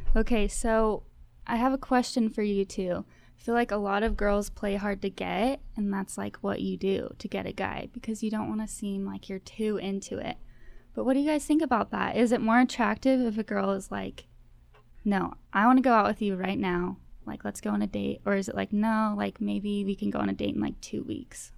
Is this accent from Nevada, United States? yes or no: yes; Spring Creek, Nevada, United States; moved away as an adult; now in Cedar City, United States; we're from Spring Creek.